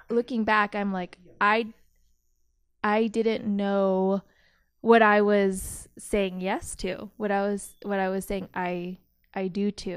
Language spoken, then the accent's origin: English; Modesto, California, United States; also born or lived in Canada; I grew up in Modesto, California. So, Central Valley